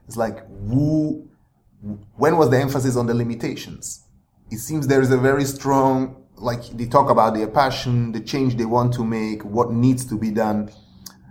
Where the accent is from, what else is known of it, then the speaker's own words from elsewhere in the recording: Switzerland; moved away; because I grew up mainly in Switzerland, and then the books I read even were like German books